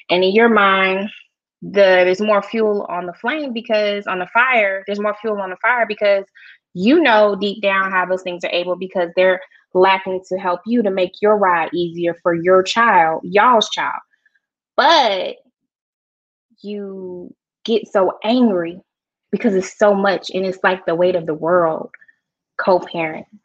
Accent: Georgia, United States; I'm not from Kentucky. So mm-hmm. Yeah, I'm a Georgia peach

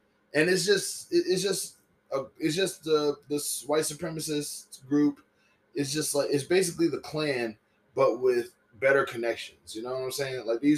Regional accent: Southern United States, United States; And I'm Southern, you know, I'm from the South, you know what I'm saying?

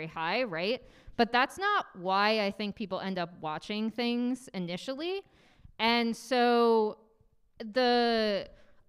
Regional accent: Boston, Massachusetts, United States; moved away; I grew up in Boston

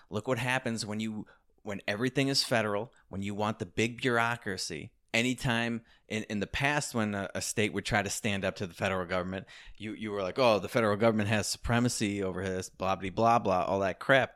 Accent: Chicago, Illinois, United States; Chicago, my hometown

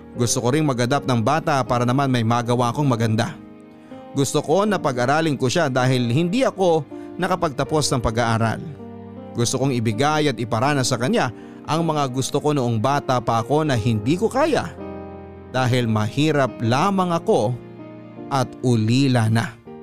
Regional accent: Philippines; Bilang Pilipino

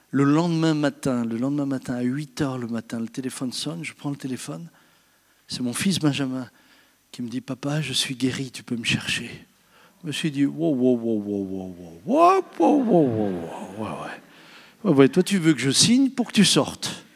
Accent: France; je suis français comme vous

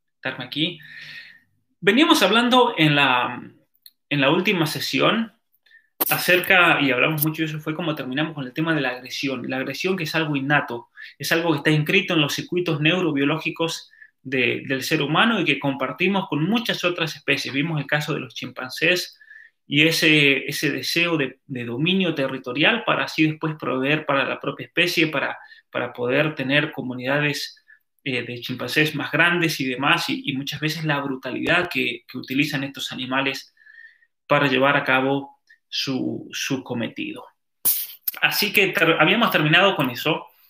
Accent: Calingasta, San Juan, Argentina; en mi pueblo, por ejemplo, eh, la tribu originaria de ese valle, el valle de Calingasta

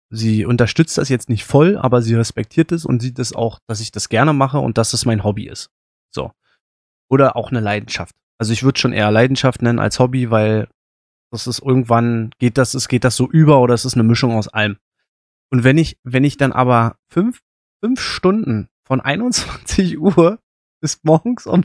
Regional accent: Berlin, Germany; ich komme aus Berlin, ähm, wissen auch ungefähr, in welchem Stadtteil ich wohne.

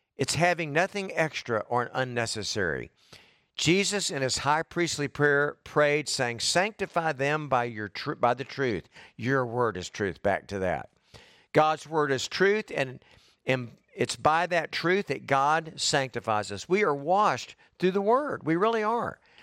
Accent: United States; I'm an American.

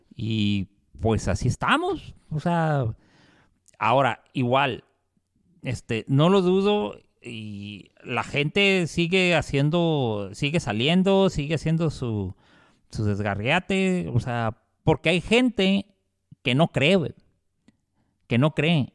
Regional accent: Mexico; nosotros como mexicanos

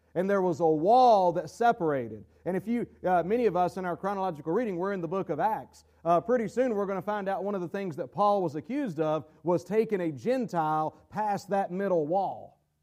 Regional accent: United States; we are, as American Christians

